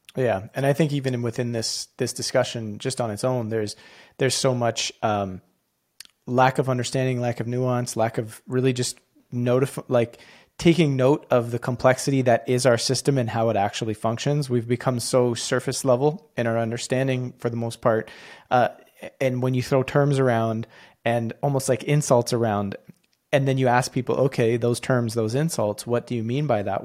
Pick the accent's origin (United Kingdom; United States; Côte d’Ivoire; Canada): Canada; as a Canadian